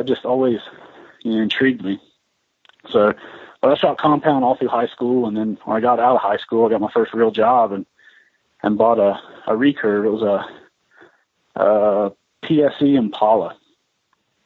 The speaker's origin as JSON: {"language": "English", "area": "Mason County", "region": "West Virginia", "country": "United States", "tie": "born or raised there", "also_born_or_lived": "south central Montana", "moved": "as an adult", "lives_now": "Montana, United States", "said": "I grew up in Mason County, West Virginia, and like I said, about 4 years ago, decided to move out here."}